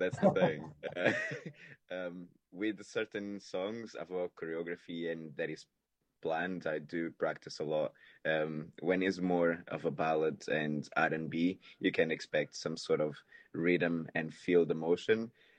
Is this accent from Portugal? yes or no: yes; Portugal; English is a second language; moved away as an adult; now in London, United Kingdom; So I moved from Portugal to London, and then I was 18, so I was trying to still enjoy life a lot more than I should.